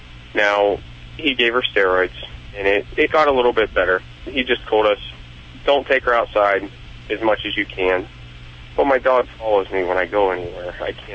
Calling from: Youngstown, Ohio, United States; Youngstown, Ohio.

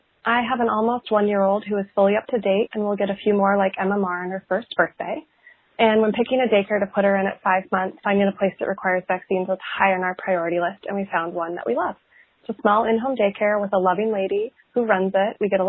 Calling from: Portland, United States; calling from Portland

